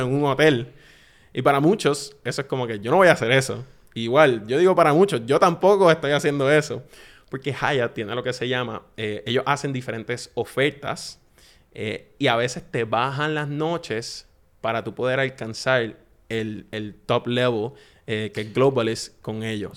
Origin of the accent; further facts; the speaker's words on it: Puerto Rico; accent: Puerto Rican; yo me voy a hablar como puertorriqueño, como yo, como hablo con mis amigos